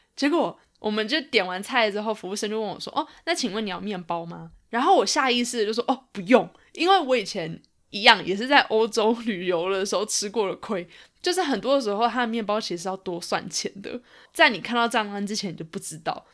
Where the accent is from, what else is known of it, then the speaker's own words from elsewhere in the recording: Taiwan; moved away; 我妈妈还有我家人从台湾来看我